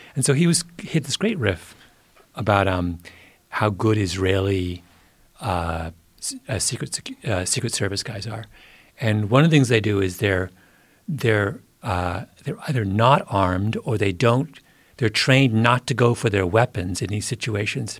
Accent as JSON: {"language": "English", "region": "Southwest Ontario", "country": "Canada", "tie": "born or raised there", "moved": "yes", "said": "my little hometown in Southwest Ontario, sleepy, you know, farm country"}